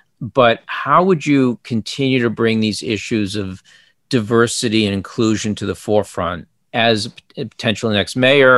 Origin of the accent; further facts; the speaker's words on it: Boston, Massachusetts, United States; I grew up in Greater Boston